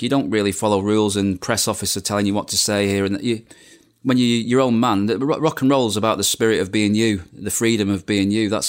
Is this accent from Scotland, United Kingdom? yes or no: no; Bolton, North West England, United Kingdom; also born or lived in Manchester; And I was being from the Manchester area, Bolton born, but Manchester living.